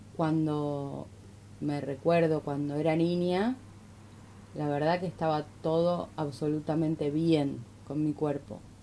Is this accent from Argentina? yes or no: yes; Argentina; porque soy argentina